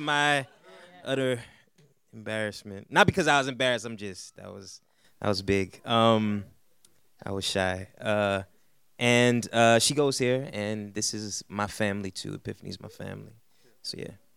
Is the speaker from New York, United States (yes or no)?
yes; New York City, New York, United States; I'm from Brooklyn